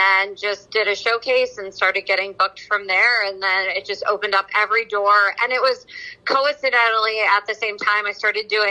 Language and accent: English; New Jersey, United States; moved away as an adult; also born or lived in Rhode Island / New York City; now in Los Angeles, United States; I was born in New Jersey, and I went to college at University of Rhode Island